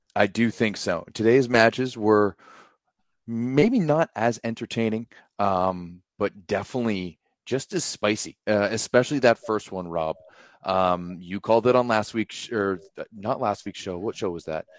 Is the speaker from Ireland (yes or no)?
no; Canada; as a Canadian fan